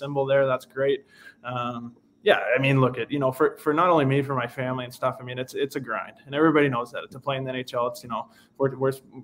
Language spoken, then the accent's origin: English; Oakville, Ontario, Canada; moved away as an adult; also born or lived in Shanghai, China / Finland; I'm from Oakville, Ontario